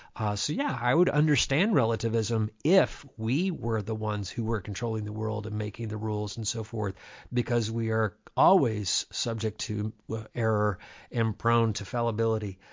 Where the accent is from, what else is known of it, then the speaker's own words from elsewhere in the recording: Dundee, Kentucky, United States; I grew up in Dundee, Kentucky, in a very Gentile environment